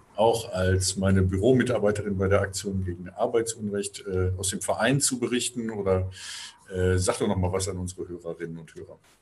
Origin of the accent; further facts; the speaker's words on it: Ahlen, North Rhine-Westphalia, Germany; In meiner Heimatstadt Aalen in Westfalen